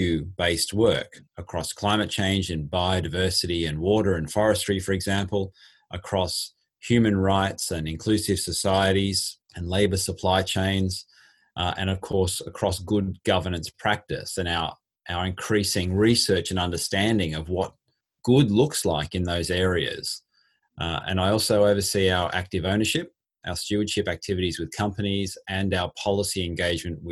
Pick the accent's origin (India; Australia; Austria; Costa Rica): Australia; moved away as an adult; now in London, United Kingdom; I am indeed an Australian and spent most of my professional life in Australia